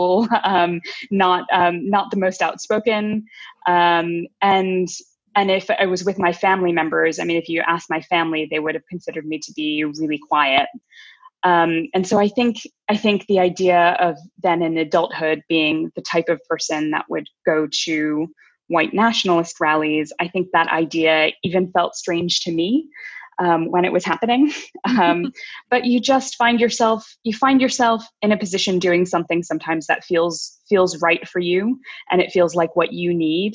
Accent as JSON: {"language": "English", "country": "United States", "tie": "born or raised there", "said": "as a kid growing up, I grew up in America, the kid of Indian immigrants"}